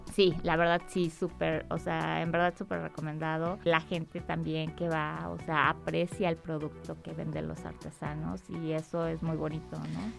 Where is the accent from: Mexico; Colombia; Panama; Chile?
Mexico; Mexico City; moved away as an adult; now in Aguascalientes, Mexico; soy del Distrito Federal